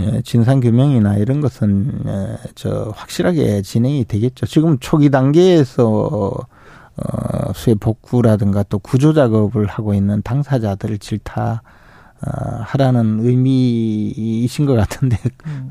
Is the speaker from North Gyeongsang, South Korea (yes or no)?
yes; Uiseong, North Gyeongsang, South Korea; 제 고향 경북 의성 지역에 있는